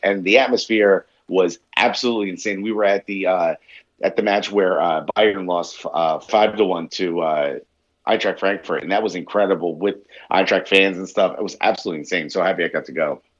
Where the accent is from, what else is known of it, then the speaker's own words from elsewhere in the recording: New York, United States; as a New Yorker and a comedian